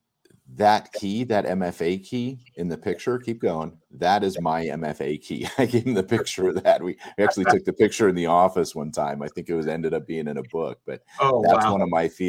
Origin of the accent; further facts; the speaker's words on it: Arizona, United States; I'm from Arizona originally.